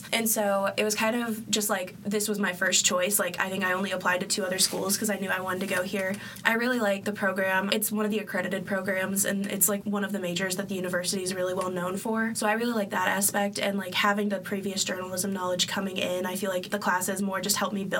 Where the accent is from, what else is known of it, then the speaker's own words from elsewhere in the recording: Columbus, Ohio, United States; I'm from the Columbus area